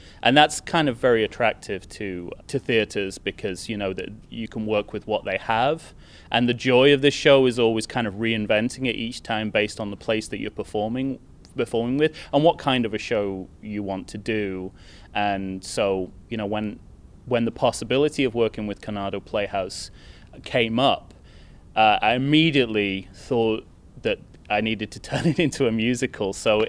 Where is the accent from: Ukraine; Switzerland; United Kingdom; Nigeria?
United Kingdom; moved away; because I am a British person living in a foreign country